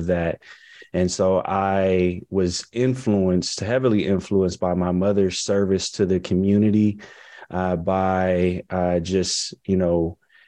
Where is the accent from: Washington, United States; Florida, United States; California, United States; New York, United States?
California, United States; Compton; moved away as an adult; also born or lived in Tuskegee, Alabama; my hometown growing up. I had a I Pledge Compton march